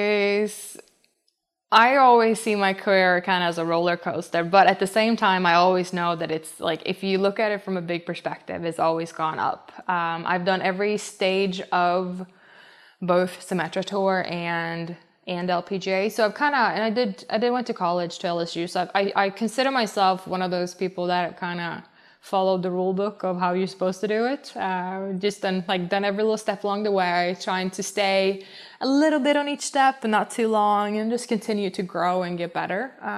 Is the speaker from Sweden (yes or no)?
yes; Sweden; I think, the distinction, like, the distinct seasons we have back home. Because when I was young, I put my clubs in the basement